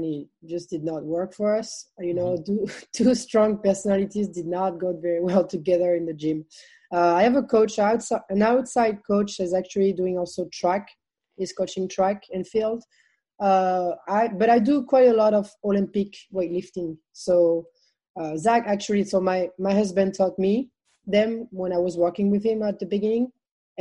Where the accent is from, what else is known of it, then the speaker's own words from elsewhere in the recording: France; English is a second language; moved away as an adult; also born or lived in Texas; coming from France to Texas